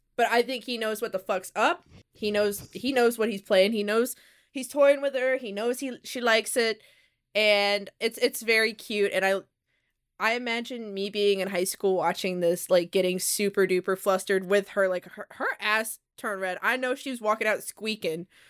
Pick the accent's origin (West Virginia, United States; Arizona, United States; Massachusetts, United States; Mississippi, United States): Mississippi, United States; moved away; I came from Mississippi. There weren't many, many resources there